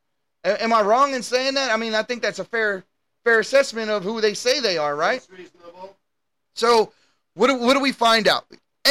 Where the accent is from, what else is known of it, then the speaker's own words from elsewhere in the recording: United States; As an American